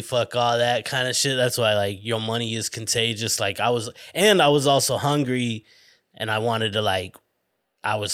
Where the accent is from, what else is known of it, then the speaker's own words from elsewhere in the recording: Flagstaff, Arizona, United States; moved away as an adult; also born or lived in Tempe, Arizona; I was from Flagstaff, little small town